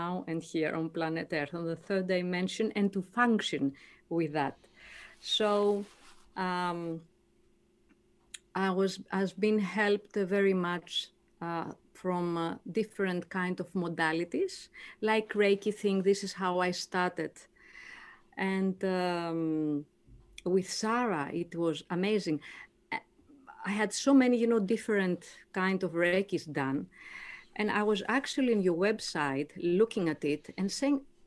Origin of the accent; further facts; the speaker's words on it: Greece; moved away as an adult; now in Gold Coast, Australia; I'm from Greece.